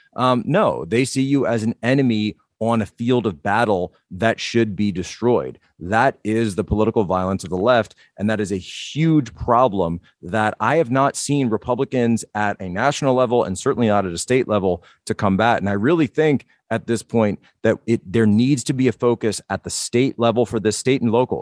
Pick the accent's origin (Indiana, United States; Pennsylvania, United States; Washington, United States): Pennsylvania, United States; Philadelphia; I'm from the Philadelphia area myself